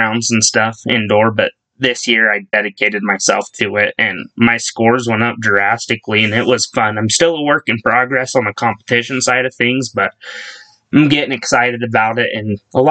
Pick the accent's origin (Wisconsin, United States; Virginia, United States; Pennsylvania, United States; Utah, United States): Utah, United States; Ogden; moved away as an adult; now in Rigby, United States; I'm from Ogden, Utah, originally, but 3 years ago-ish, I actually moved down to Idaho.